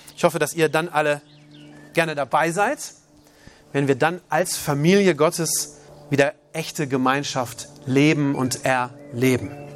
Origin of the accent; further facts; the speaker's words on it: Germany; also born or lived in Uganda; als Deutscher